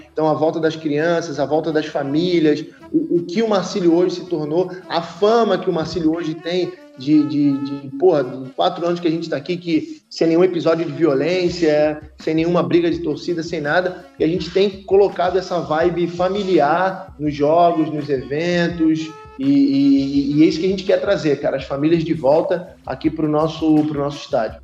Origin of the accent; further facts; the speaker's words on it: Rio de Janeiro, Brazil; also born or lived in Itajaí; eu sou do Rio, né? Sou, sou nascido criado no Rio